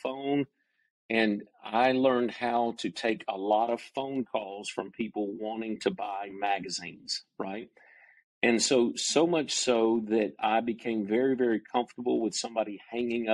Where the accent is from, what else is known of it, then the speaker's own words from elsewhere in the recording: Cumming, Georgia, United States; also born or lived in Dahlonega, Georgia; I grew up in North Georgia, in the mountains of North Georgia, in a little community called Cumming, Georgia.